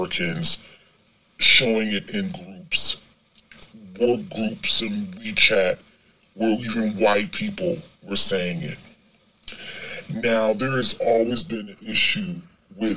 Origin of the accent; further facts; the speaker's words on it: United States; moved away as an adult; now in China; as an American expat, having lived here off and on for more than a decade